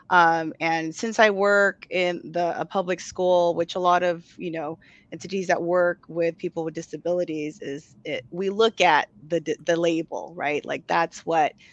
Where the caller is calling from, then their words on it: Chula Vista, California, United States; And I am currently streaming from Chula Vista, which is down south, just a few minutes away from the Tijuana border.